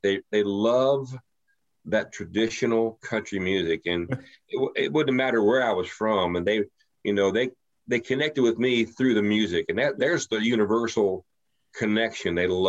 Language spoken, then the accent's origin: English; Ohio, United States; now in Texas, United States; when they find out I'm from Southwestern Ohio and I'm down in Texas, like, man, you sound like one of us. How can you be from Ohio?